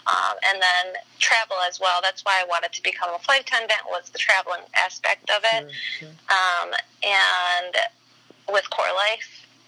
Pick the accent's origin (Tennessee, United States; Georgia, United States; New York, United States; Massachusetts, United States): New York, United States; Syracuse; born there; also born or lived in New Hartford; I was born in Syracuse.